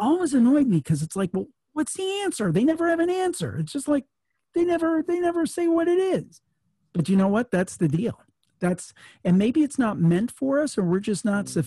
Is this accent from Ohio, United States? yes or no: yes; Ohio, United States; I was from Ohio, so I grew up, I'm a city boy.